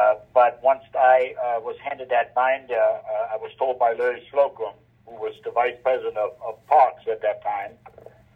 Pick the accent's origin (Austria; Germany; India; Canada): Germany; now in United States; as I was growing up in Germany